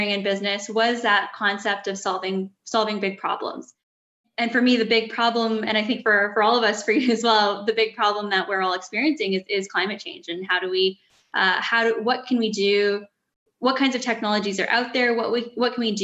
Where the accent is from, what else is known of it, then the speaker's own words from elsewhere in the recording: Edmonton, Alberta, Canada; I grew up in Edmonton, Alberta, so I'd always sort of been in cities